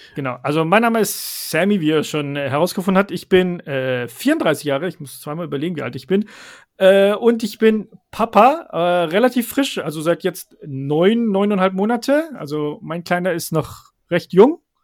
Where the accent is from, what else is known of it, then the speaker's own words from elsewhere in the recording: Stuttgart, Baden-Württemberg, Germany; moved away as an adult; now in Rhine-Main area, Germany; ich bin in äh, Stuttgart ganz normal aufgewachsen und geboren, also in Schwabe